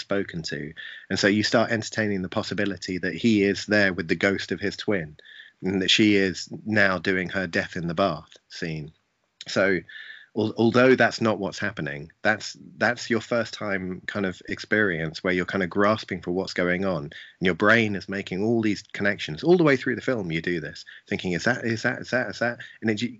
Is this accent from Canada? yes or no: no; England, United Kingdom; as an English person